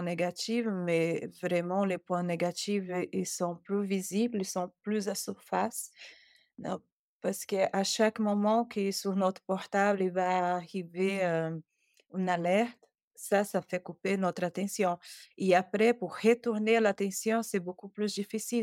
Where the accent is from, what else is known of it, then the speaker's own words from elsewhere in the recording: Brazil; French is a second language; now in Paris, France; je suis brésilienne